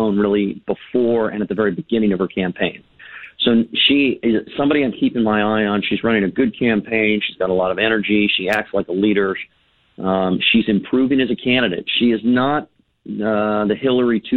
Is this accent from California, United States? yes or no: yes; California, United States